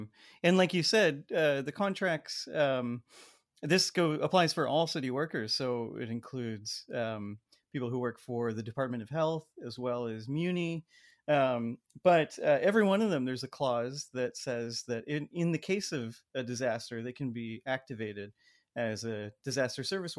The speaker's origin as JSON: {"language": "English", "town": "San Jose", "region": "California", "country": "United States", "tie": "born or raised there", "said": "someone who I grew up with in San Jose"}